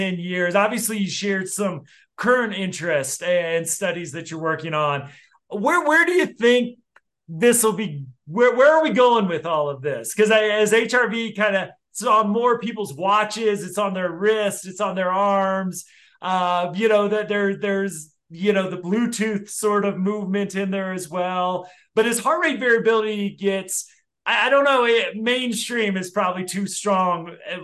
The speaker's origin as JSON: {"language": "English", "town": "Denver", "region": "Colorado", "country": "United States", "tie": "born or raised there", "said": "my hometown of Denver"}